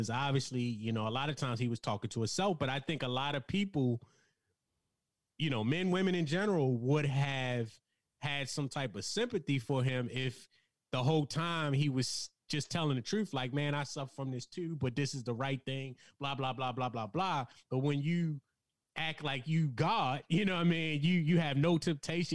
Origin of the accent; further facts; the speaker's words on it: Baltimore, Maryland, United States; we're from Baltimore